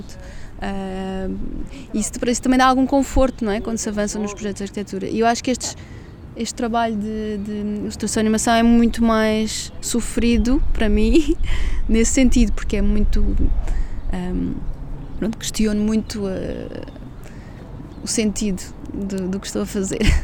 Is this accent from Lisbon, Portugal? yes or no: yes; Lisbon, Portugal; moved away as an adult; also born or lived in London, United Kingdom; vou voltar para Lisboa, a cidade onde nasci, sempre adorei